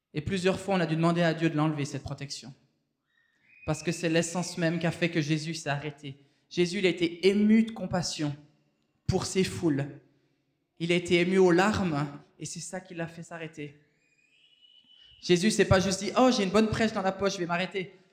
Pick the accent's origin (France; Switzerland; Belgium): Switzerland; moved away as an adult; also born or lived in Haiti; on vient de la Suisse